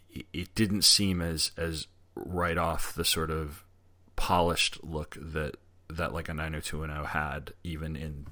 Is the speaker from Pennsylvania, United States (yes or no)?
no; South Shore of Long Island, New York, United States; I grew up on the South Shore of Long Island in a, you know, nice little kind of alcove type of neighborhood.